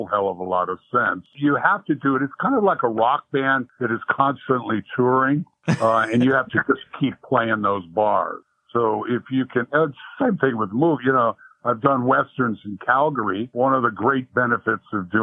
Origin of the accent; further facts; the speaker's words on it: Virginia, United States; I was born in Virginia